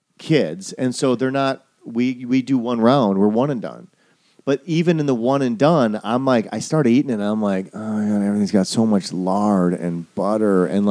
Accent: Midwest, United States; now in Southern California, United States; I'm a Midwesterner.

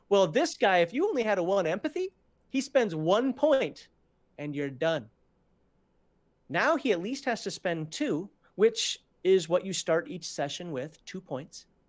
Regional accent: Minnesota, United States; I'm from Minnesota. We wear a red flannel up there

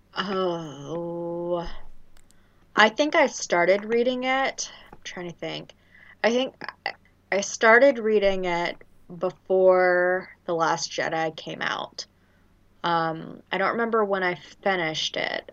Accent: Louisiana, United States; I'm from Louisiana

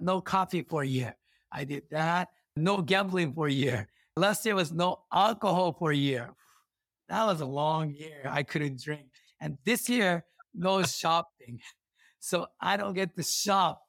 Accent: Kumamoto, Japan; English is a second language; moved away as an adult; now in Sacramento, United States; Kumamoto, my city hometown

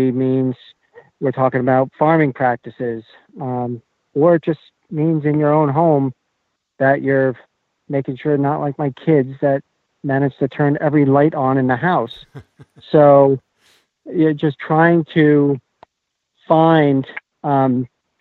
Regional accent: Sugarloaf, Western Maine, United States; I'm from Western Maine, Sugarloaf.

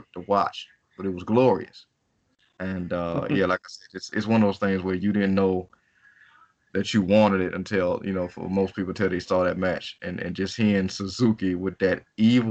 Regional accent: United States; as an American

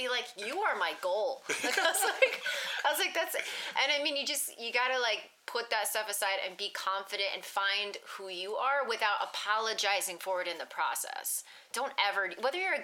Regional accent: East Coast, United States; moved away; I'm from the East Coast, and, like, we're very, like, nature, environmental and stuff

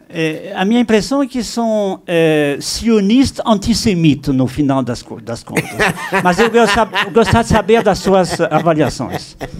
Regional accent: France; Portuguese is a second language; now in São Paulo, Brazil; eu sou francês

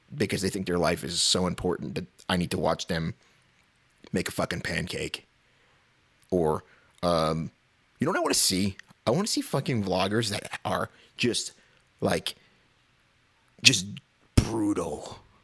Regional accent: New York City, New York, United States; moved away; also born or lived in Midwest; I'm from New York originally

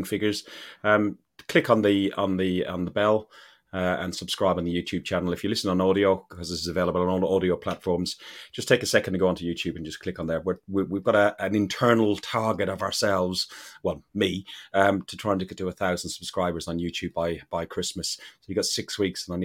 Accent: Ireland; I'm an Irishman

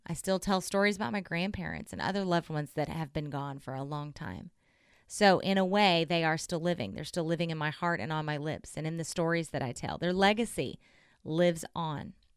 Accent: Southern Oklahoma, United States; I'm from Southern Oklahoma. I grew up in a Southern Baptist church

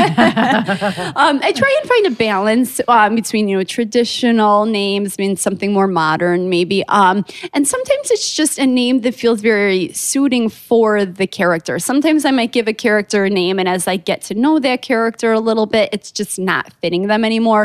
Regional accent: Chicago, Illinois, United States; I'm from Chicago

